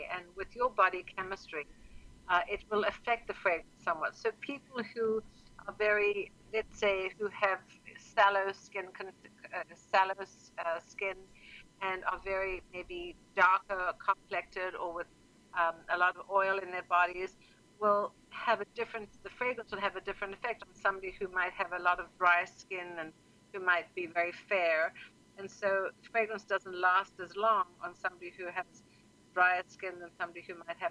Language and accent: English; South Africa; moved away as an adult; now in New York, United States; I'm actually from South Africa